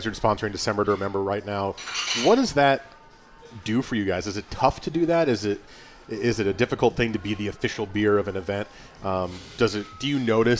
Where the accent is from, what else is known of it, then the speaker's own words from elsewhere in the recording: United States; I am an American.